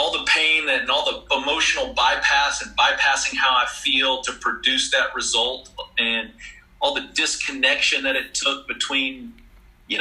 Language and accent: English; Clyde, Texas, United States; I grew up in Clyde, Texas. The big metropolis outside of Abilene.